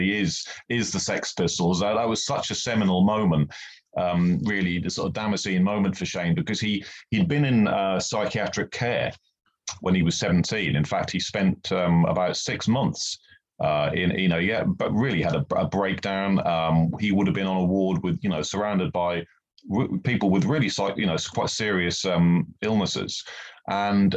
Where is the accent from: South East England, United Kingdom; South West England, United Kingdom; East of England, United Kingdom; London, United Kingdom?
East of England, United Kingdom; Norwich; teenager growing up in Norwich in the UK